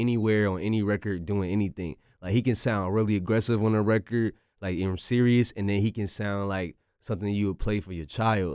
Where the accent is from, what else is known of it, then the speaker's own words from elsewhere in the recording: North Carolina, United States; I'm from North Carolina